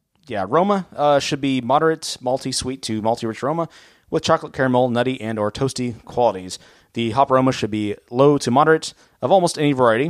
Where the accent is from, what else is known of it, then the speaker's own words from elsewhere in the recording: Abilene, Texas, United States; if you're like us, growing up in Abilene, West Texas